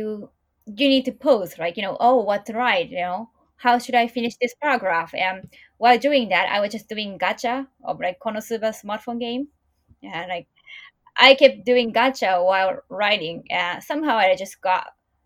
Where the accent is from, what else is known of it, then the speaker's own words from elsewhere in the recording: Japan; growing up in Japan